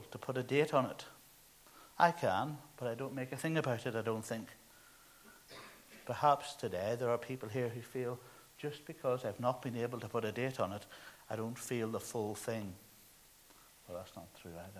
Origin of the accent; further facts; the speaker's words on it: Northern Ireland, United Kingdom; moved away; when I was growing up in Ireland